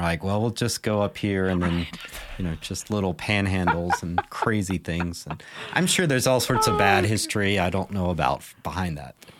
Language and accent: English; United States; I'm American